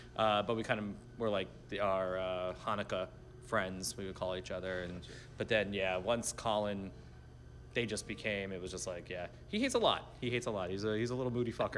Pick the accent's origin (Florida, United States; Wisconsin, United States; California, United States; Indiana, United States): Florida, United States; Miami Beach; I was born and raised in Miami Beach